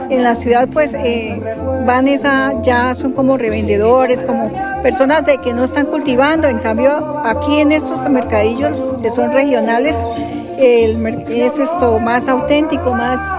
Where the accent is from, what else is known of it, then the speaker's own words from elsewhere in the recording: Alto de los Padres, Santander, Colombia; estoy, soy del Alto de los Padres.